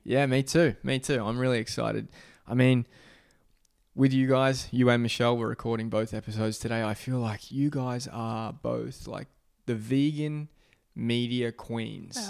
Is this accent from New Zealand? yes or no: no; Australia; I'm from Australia